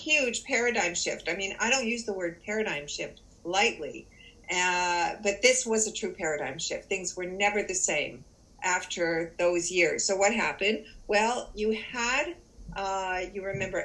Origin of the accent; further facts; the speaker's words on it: Canada; also born or lived in Toronto; I do live in Toronto. I am Canadian.